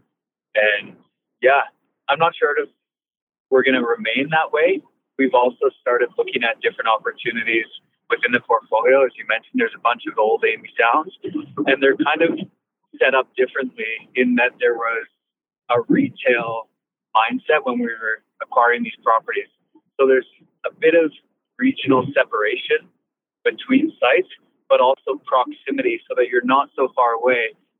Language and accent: English; British Columbia, Canada; They're just taking their time and being very Canadian in the sense that not a lot of people pull the trigger on projects